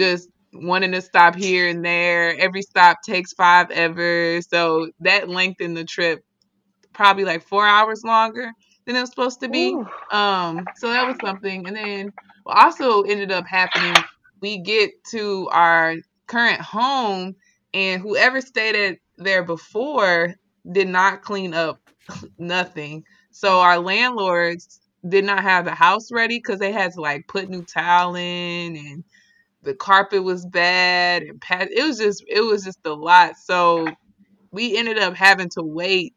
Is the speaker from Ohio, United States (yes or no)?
no; St. Louis, Missouri, United States; moved away as an adult; now in Washington, D.C., United States; I moved beginning of August from my hometown, St. Louis